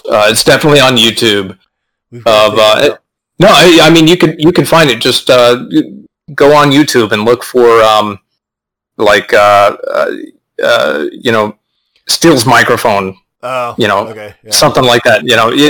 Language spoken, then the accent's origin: English; Austin, Texas, United States; and so I'm kind of a native. I was displaced for many years, but I'm back. This is my hometown. I went to elementary school here, middle school here, high school here. I went to college here, then I went to the Navy